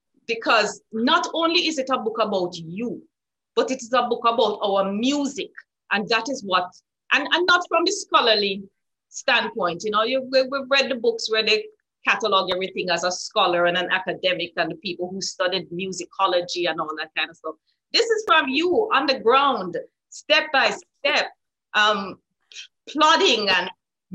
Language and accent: English; Jamaica; now in South Florida, United States; growing up in Jamaica, my mom is half Chinese.